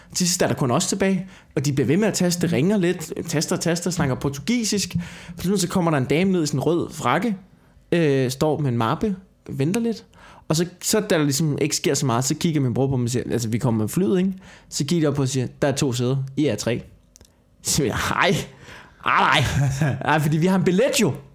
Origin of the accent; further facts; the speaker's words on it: Denmark; som dansker